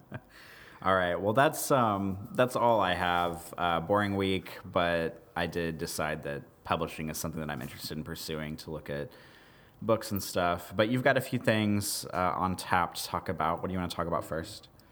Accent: Kansas City, United States; I grew up outside of Kansas City.

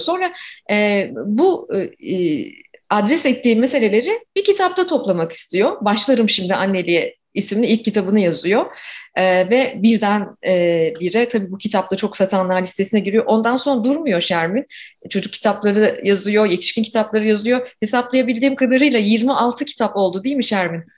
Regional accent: Ankara, Turkey; moved away as an adult; now in Toronto, Canada; 1976'da Ankara'da doğdum ve tipik bir Ankara çocuğuyum. 24 yaşıma kadar da Ankara'da yaşadım

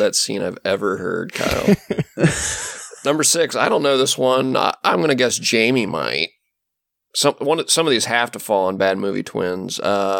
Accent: Netherlands; I'm from Holland. Isn't that funny?

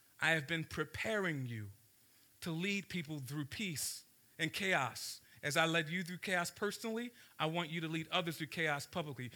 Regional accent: Baltimore, Maryland, United States; I grew up in South Baltimore

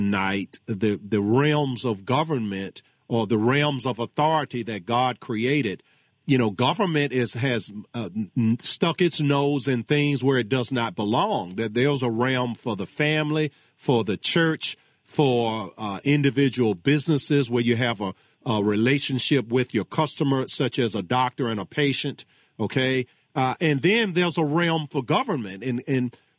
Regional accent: Charles City, Virginia, United States; I'm from Charles City

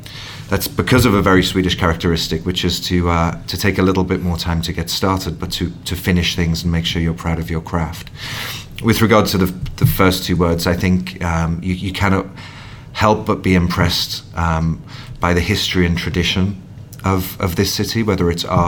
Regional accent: Newcastle upon Tyne, North East England, United Kingdom; moved away as an adult; now in Stockholm, Sweden; I come from Newcastle in the north of England

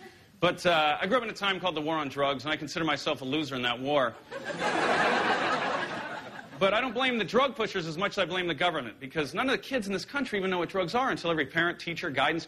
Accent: Ireland; I walked into a bar, and just because I'm Irish, the bartender was like, hey, buddy, can I get you something to drink?

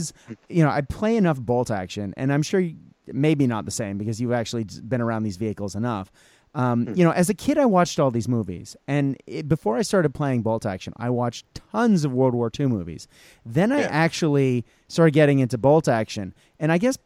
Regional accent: near Boston, Massachusetts, United States; I grew up in Massachusetts, near Boston, two towns over from Lexington

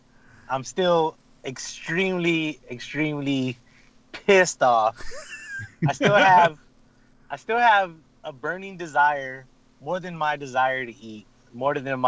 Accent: Elmendorf, Texas, United States; I grew up in Elmendorf, Texas. It's kind of rough.

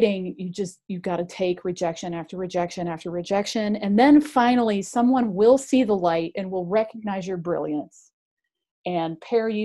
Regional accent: near Cleveland, Ohio, United States; I grew up near Cleveland

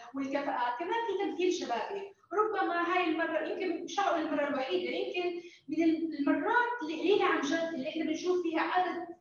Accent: Jordan; احنا شباب اردني واحنا جزء من الشباب الاردني الناشط

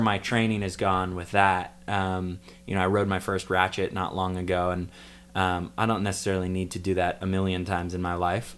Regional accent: Port Townsend, Washington, United States; moved away; my hometown, Port Townsend

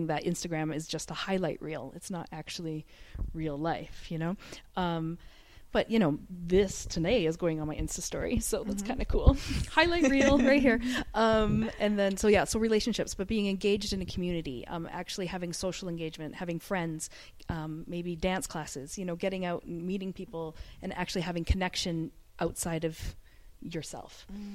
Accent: Canada; now in Dubai, United Arab Emirates; I'm from Canada, so all of my family's back home

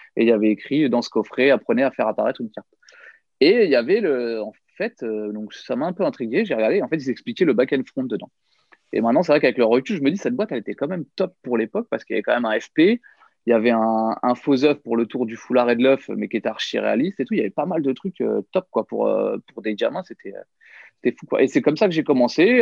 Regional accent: Nièvre, Bourgogne-Franche-Comté, France; moved away as an adult; also born or lived in near Paris; j'ai grandi ouais, dans la Nièvre, une petite ville de, de 5000 habitants

